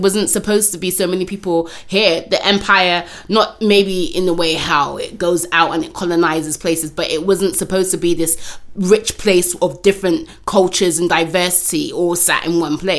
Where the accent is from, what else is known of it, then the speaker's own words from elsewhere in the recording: Bristol, South West England, United Kingdom; now in London, United Kingdom; Growing up in Bristol, I was very, very much aware of that. And also, you know, just as a young person, you know, young person of Afro-Caribbean descent